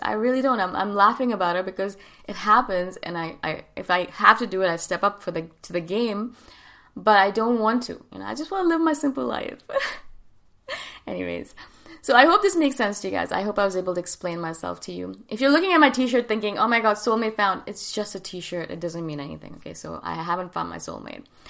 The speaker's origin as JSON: {"language": "English", "country": "India", "also_born_or_lived": "Thailand", "moved": "yes", "said": "I'm from India"}